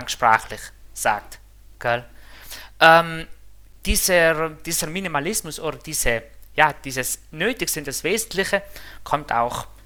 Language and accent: German; Trentino-Alto Adige, Italy; Also ich bin aus Südtirol, also sagen wir, das ist eine kleine Sprachinsel in Italien, die an der Grenze zu, zu, zu, zu, zu der Schweiz liegt.